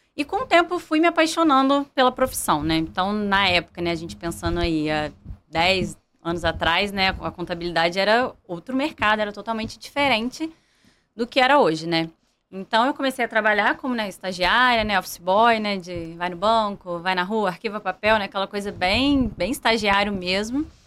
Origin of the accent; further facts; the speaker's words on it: Volta Redonda, Rio de Janeiro, Brazil; eu morava aqui no Rio, né? Então, como é, eu sou de Volta Redonda, eu tive que voltar para o interior